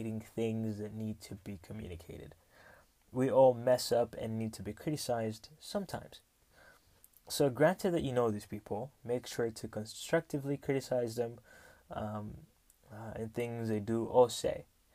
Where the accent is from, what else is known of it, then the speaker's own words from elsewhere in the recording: Rwanda; I come from Rwanda, the beautiful, beautiful country of 1,000 hills